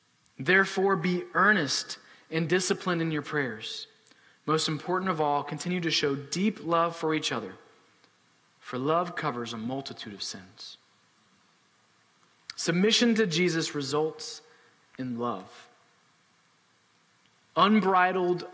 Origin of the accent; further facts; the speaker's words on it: United States; as American citizens